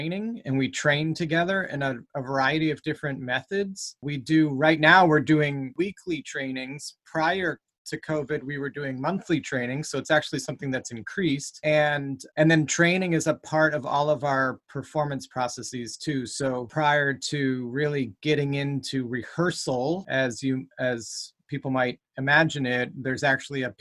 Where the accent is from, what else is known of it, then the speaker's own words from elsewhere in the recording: New Ipswich, New Hampshire, United States; also born or lived in Ohio / Massachusetts; now in Manchester, United States; I grew up in New Ipswich, New Hampshire, and went to school in Jaffrey.